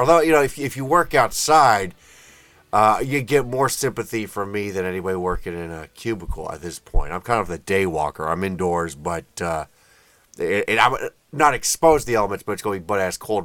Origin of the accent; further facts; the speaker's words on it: United States; I'm an American